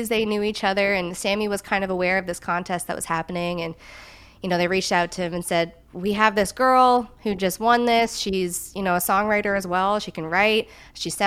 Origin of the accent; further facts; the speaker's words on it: Newfoundland and Labrador, Canada; also born or lived in Yellowknife, Northwest Territories; I know a lot of people think I was born in Newfoundland, but I grew up in Newfoundland. My family are all from Newfoundland. So I am a Newfoundlander, not born, but bred.